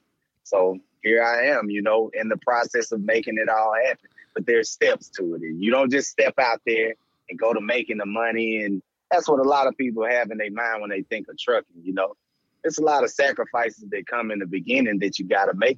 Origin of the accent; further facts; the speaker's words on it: Mississippi, United States; And I'm from Mississippi, man, small town in Mississippi.